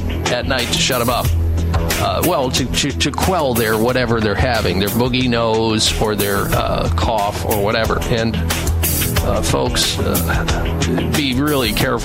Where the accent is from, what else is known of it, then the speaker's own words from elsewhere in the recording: Midwest, United States; I grew up in the Midwest